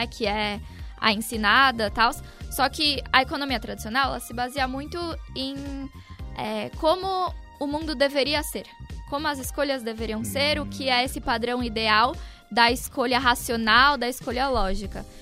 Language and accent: Portuguese; Santos, São Paulo, Brazil; moved away as an adult; now in São Paulo, Brazil; eu sou de Santos